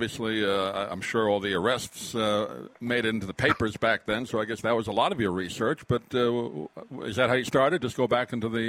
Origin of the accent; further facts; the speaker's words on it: New York, United States; I grew up in New York